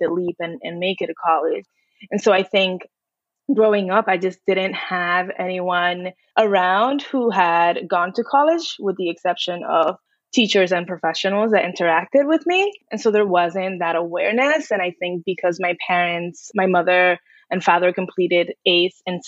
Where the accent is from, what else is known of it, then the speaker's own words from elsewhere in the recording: New York City, New York, United States; also born or lived in Dominican Republic; I am an immigrant from the Dominican Republic, grew up in New York City